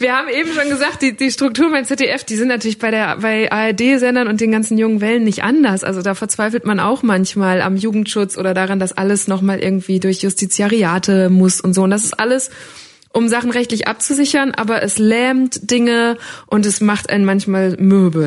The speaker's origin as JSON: {"language": "German", "area": "Münsterland", "region": "North Rhine-Westphalia", "country": "Germany", "tie": "born or raised there", "said": "Ich bin ein Kind des Münsterlands"}